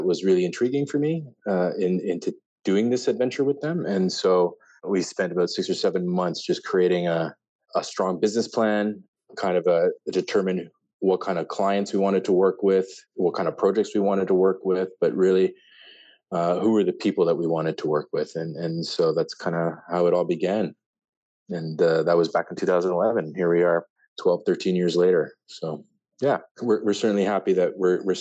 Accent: Ottawa, Ontario, Canada; also born or lived in Mexico City, Mexico; I was born in Mexico City. My parents came here when I was about 4 years old, and grew up in Ottawa

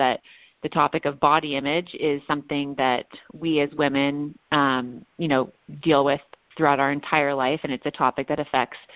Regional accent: Los Angeles, California, United States; a 20-year-old woman who was born and raised in Los Angeles

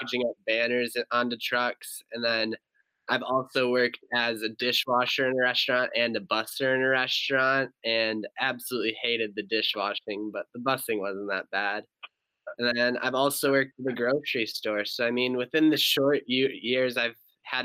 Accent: Traverse City, Michigan, United States; I'm from Traverse City.

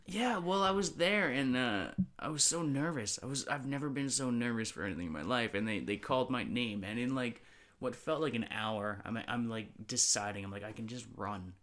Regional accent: North Vancouver, British Columbia, Canada; growing up in North Vancouver

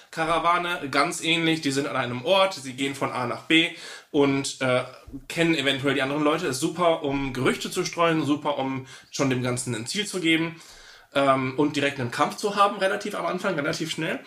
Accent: Italy; moved away; als Italiener

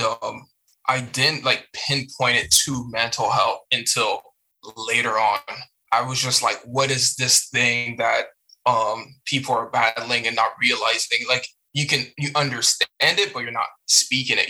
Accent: Hamilton, Ontario, Canada; born or raised there; first language French; English is a second language; moved away as an adult; also born or lived in Montreal, Canada / Chicago, United States / Iowa, United States / Cape Breton, Canada

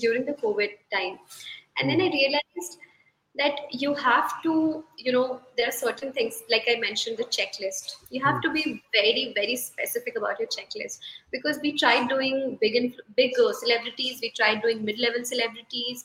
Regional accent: Ranchi, Jharkhand, India; I'm from Ranchi

